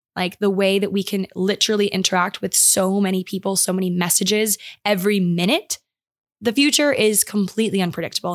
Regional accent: Maryland, United States; my hometown, like, I live on a river

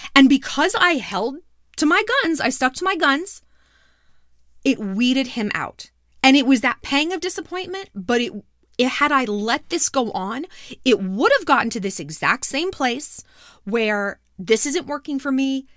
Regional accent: New York, United States; moved away; I'm not from out here, sweetheart. I'm from New York.

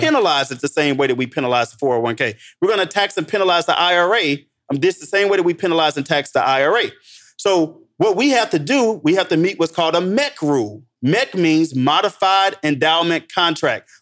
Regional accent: St. Louis, Missouri, United States; I'm from Saint Louis

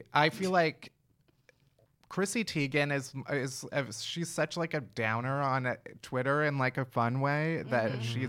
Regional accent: Chicago, Illinois, United States; moved away as an adult; now in New York, United States; So I moved to New York 5 years ago. One of my first winters here. I'm from Chicago

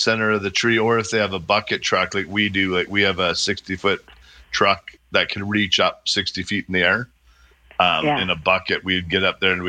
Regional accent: Airdrie, Alberta, Canada; Yeah, and I'm from Airdrie.

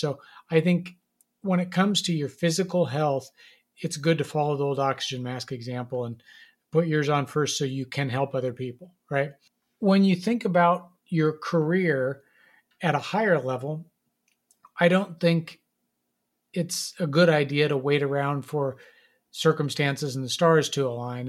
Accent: Nebraska, United States; I grew up in Nebraska

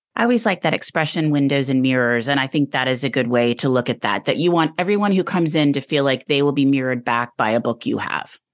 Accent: near Blue Willow Bookshop, Texas, United States; also born or lived in Evanston, Illinois; I grew up near Blue Willow

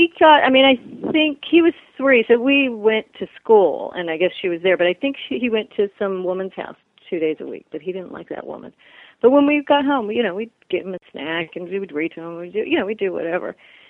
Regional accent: California, United States; So, yeah, but growing up in California, we were the freaks in our neighborhood

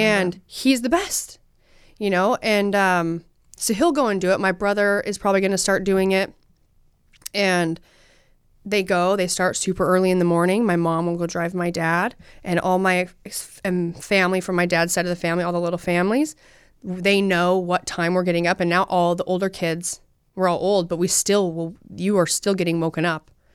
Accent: Utah, United States; I'm from Utah and we love hunting.

